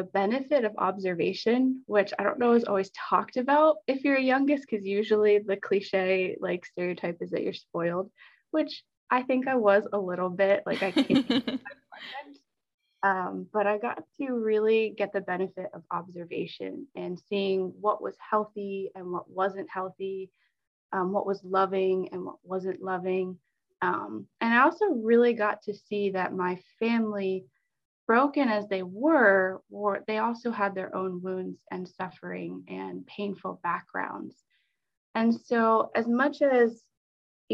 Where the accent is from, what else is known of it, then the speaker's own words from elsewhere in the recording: New Holland, Pennsylvania, United States; I went to Petra Church growing up in New Holland